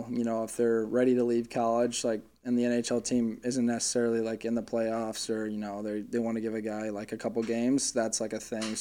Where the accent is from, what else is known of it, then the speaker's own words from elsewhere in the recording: St. Louis, Missouri, United States; moved away; also born or lived in Boston / Arizona; flew right to St. Louis, obviously my hometown